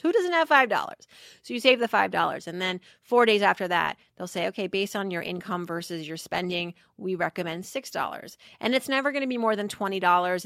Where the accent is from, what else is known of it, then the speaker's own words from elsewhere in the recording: Worcester, Massachusetts, United States; growing up in Worcester, Massachusetts as I did